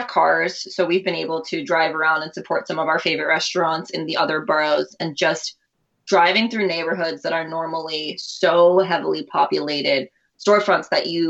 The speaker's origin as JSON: {"language": "English", "region": "New York", "country": "United States", "tie": "born or raised there", "first_language": "Urdu", "said": "So ours is really a combination of both being New Yorkers, because that is where we were born and raised, but also our Pakistani heritage"}